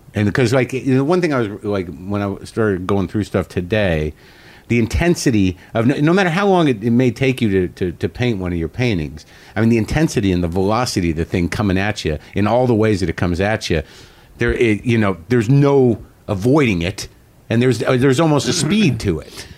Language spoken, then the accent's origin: English; Albuquerque, New Mexico, United States; I grew up in Albuquerque